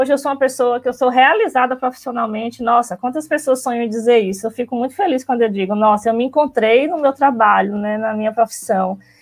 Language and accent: Portuguese; Alagoinhas, Bahia, Brazil; eu sou, eu venho de Alagoinhas, sou da cidade do interior, aqui pertinho. Eu não sei dizer quilometragens, mas eu sei que é bem pertinho daqui, tipo uma hora e meia, mais ou menos. Eu nasci lá, em Alagoinhas